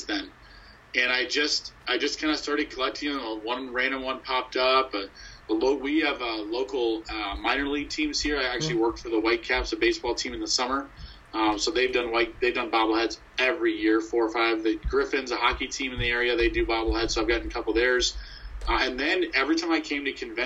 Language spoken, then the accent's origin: English; Ohio, United States; moved away; also born or lived in Michigan; I was born in Ohio